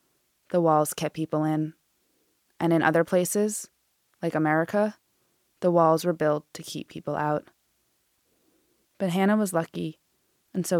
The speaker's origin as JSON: {"language": "English", "region": "Massachusetts", "country": "United States", "tie": "born or raised there", "said": "my home state in Massachusetts"}